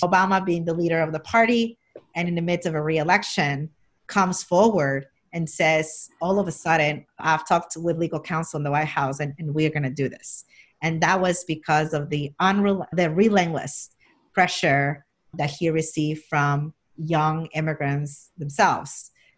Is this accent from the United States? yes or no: yes; Jackson Heights, New York, United States; And where I grew up in Jackson Heights, Elmhurst Hospital became the first epicenter of the epicenter in New York and the country for the months of March and April.